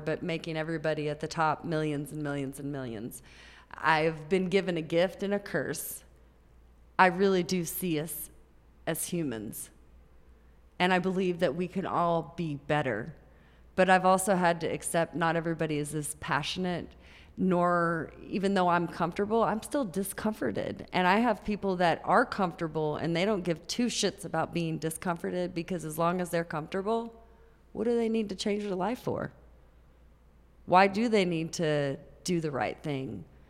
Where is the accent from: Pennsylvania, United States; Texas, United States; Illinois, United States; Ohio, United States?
Texas, United States; Grand Prairie; also born or lived in Tampa, Florida / Oak Cliff, Dallas; So I grew up in Grand Prairie, Texas.